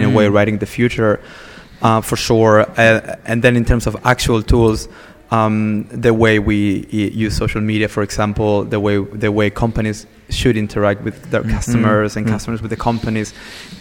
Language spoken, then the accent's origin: English; Buenos Aires, Argentina; also born or lived in United States; now in Stockholm, Sweden; I'm from Buenos Aires, originally.